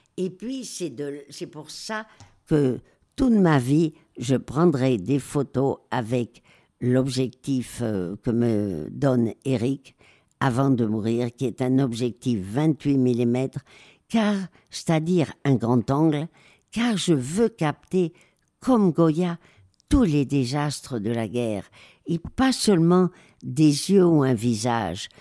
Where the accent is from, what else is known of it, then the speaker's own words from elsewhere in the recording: Madrid, Community of Madrid, Spain; moved away; also born or lived in Marseille / Alsace; j'ai été élevée euh, à Madrid après le divorce de mes parents